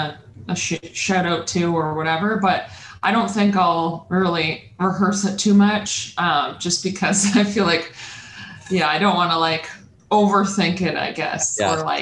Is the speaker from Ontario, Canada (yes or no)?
yes; Peterborough, Ontario, Canada; now in Toronto, Canada; I'm originally from Peterborough, Ontario, which is more cottage country.